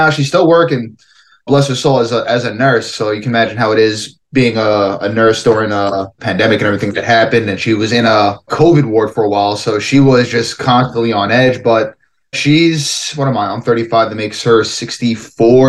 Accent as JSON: {"language": "English", "town": "New York City", "region": "New York", "country": "United States", "tie": "born or raised there", "said": "I grew up in Brooklyn, New York."}